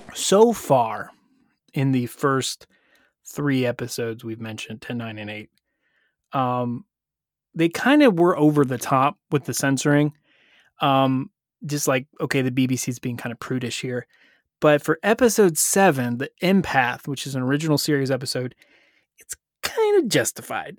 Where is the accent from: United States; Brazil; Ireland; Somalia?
United States; being an American